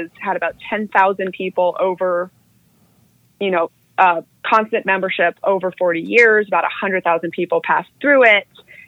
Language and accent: English; Manila, Metro Manila, Philippines; born there; So I was born in Manila in the Philippines, and I was born as the third generation member of one of the more notorious religious cults known as the Children of God.